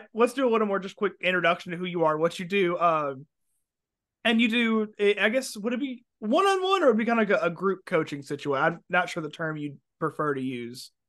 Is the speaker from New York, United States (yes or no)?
no; Alabama, United States; moved away; also born or lived in Florida; I'm originally from Alabama.